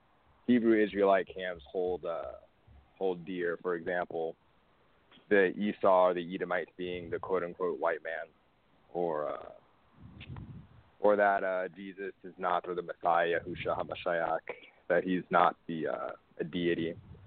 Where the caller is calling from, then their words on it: Phoenix, Arizona, United States; I'm calling from Phoenix, Arizona.